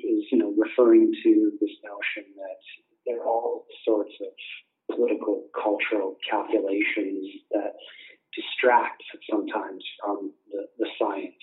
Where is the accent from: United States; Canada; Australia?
Canada; I'm from Canada